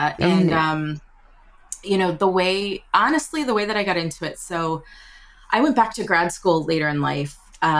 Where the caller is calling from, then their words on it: New York, United States; Oh, thank you. I'm joining you from New York. I live in New York.